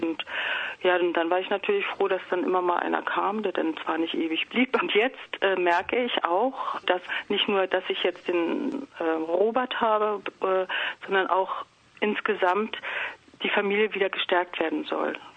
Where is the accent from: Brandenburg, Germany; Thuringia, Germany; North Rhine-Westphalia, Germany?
Brandenburg, Germany; Potsdam; moved away; ich komme komm ja aus Potsdam